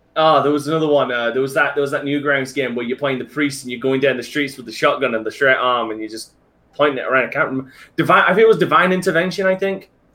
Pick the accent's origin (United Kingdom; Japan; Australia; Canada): United Kingdom; England; I hated being English for the last twenty. No, I didn't hate being English